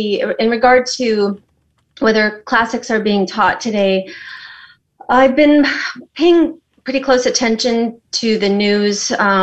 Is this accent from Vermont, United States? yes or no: no; Colorado, United States; now in Tennessee, United States; Well, I am a Coloradoan, but I live in Tennessee right now.